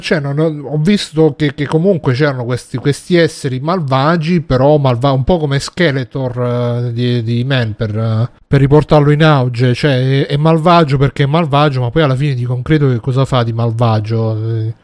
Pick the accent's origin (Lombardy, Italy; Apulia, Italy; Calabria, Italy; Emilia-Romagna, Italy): Apulia, Italy; Taranto; da quando sono tornato qui giù a Taranto